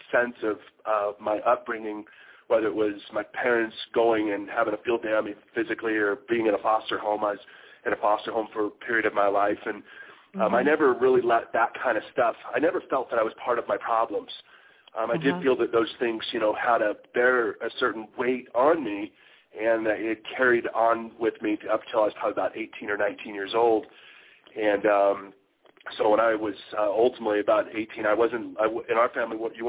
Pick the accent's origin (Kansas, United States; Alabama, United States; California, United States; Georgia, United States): California, United States; Sacramento; also born or lived in San Francisco Bay Area, California; I was born and raised in Sacramento, California, and went to high school out there